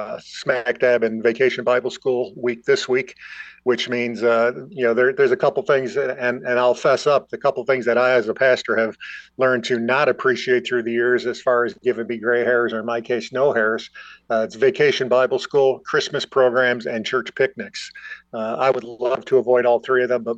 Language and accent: English; Buffalo, New York, United States; moved away as an adult; now in Watertown, United States; my hometown in Buffalo